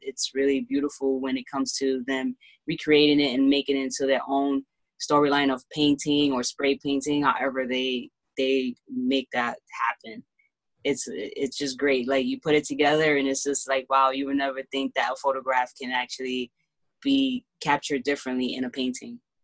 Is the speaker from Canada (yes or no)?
no; Honduras; now in Bronx, United States; which I am from Honduras